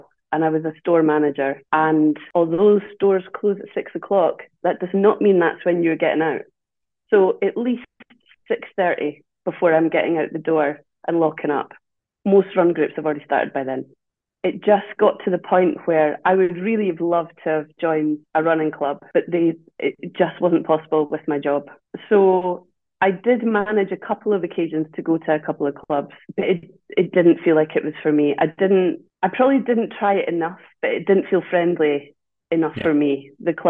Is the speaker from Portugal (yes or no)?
no; Dundee, Scotland, United Kingdom; now in Edinburgh, United Kingdom; I'm not originally from Edinburgh. I'm from Dundee, and I'd been in Edinburgh a long time